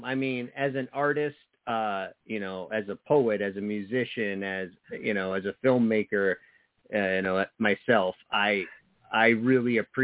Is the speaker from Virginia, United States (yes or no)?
no; New Jersey, United States; moved away; growing up in the 90s, you know, in New Jersey, like I lived in this small town